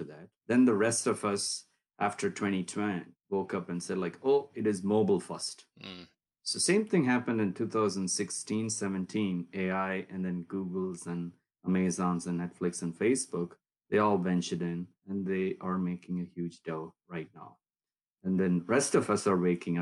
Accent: Erode, Tamil Nadu, India; also born or lived in Bangalore; I grew up in South India, place south of Coimbatore called Erode. Pretty small town.

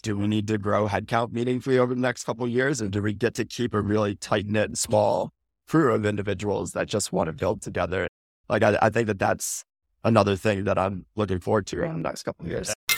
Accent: Midwest, United States; moved away as an adult; now in California, United States; Born and raised in the Midwest, hightailed it out to California post-college

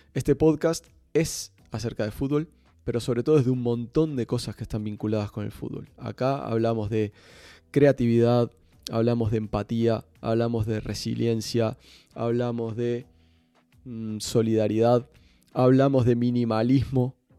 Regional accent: Montevideo, Uruguay; moved away as an adult; now in Barcelona, Spain; soy uruguayo, Nací hace 40 años en la ciudad de Montevideo, pero desde hace desde el 2005 que vivo en Barcelona

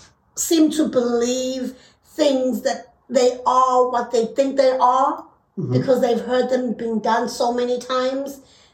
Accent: South Africa; Being a South African

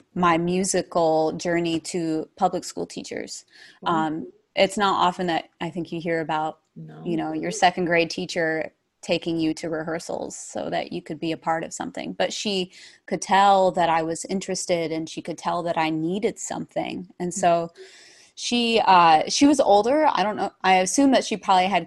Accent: Verona, New York, United States; I grew up in Verona, New York, which is about, people hear, oh, wow, New York. It's about 5 hours from New York City

